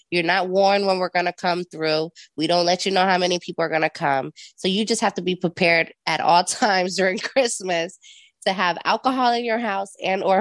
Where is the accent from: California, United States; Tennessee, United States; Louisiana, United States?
California, United States; Long Beach; born there; also born or lived in Puerto Rico; now in Jacksonville, United States; I'm a Navy brat, as they say. Um, I was born in Long Beach, California, but I was raised around the world.